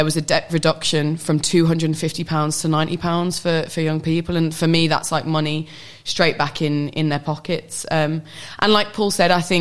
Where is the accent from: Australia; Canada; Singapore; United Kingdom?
United Kingdom; who's grown up in the UK